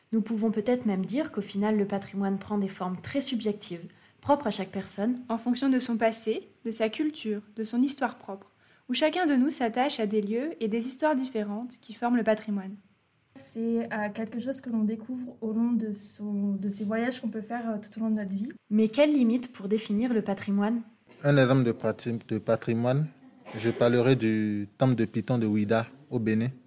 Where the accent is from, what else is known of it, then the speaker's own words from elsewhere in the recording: Bourgogne-Franche-Comté, France; Quand je pense au patrimoine, ça me fait penser à chez moi en Côte d'Or et du coup au patrimoine viticole